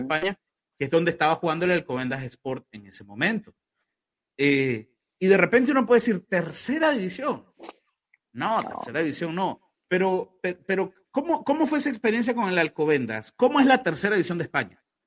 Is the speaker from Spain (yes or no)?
no; Nicaragua